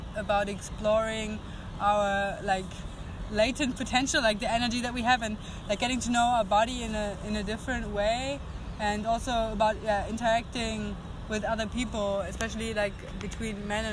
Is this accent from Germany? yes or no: yes; Germany; moved away as an adult; I'm 20 and I'm from Germany